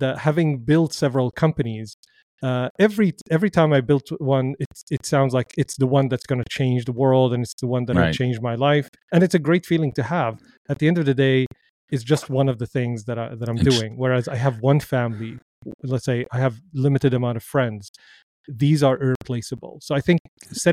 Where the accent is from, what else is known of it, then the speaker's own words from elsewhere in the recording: Damascus, Damascus Governorate, Syria; moved away; I grew up in Damascus, Syria.